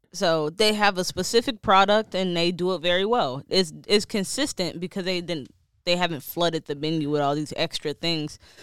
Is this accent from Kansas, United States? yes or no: no; Detroit, Michigan, United States; moved away; I'm from Detroit